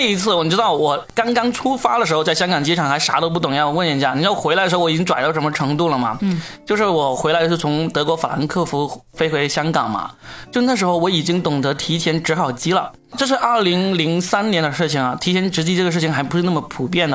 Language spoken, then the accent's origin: Chinese; Guangdong, China; 还好我是广东人，我会讲粤语